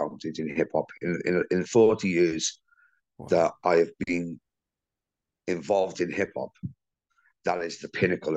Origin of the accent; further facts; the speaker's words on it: Cardiff, Wales, United Kingdom; where are you from? And I said, Cardiff